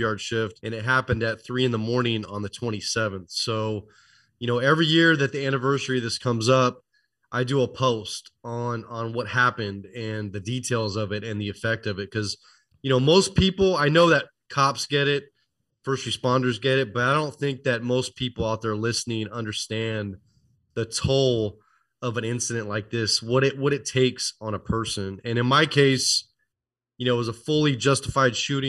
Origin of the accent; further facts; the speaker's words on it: Oakland, California, United States; I was born and raised near Oakland, California